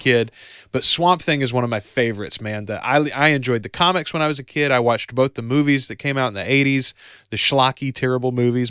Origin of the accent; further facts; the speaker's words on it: the South, Southern United States, United States; as a Southerner myself, as, as a good old country boy myself